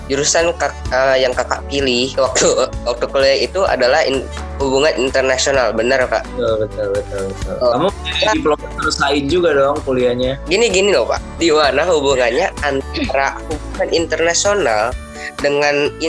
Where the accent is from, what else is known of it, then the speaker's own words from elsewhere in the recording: Bandung, West Java, Indonesia; born there; Saya tinggal di Indonesia. Saya lahir di Bandung, umur saya 15 tahun